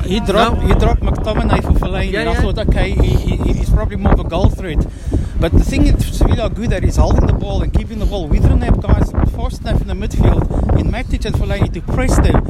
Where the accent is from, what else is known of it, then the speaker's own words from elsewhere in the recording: South Africa; also born or lived in Portugal; I'm from South Africa.